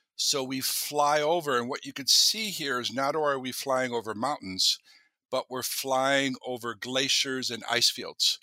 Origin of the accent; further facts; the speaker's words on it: Minnesota, United States; moved away as an adult; now in Alaska, United States; I grew up in Minnesota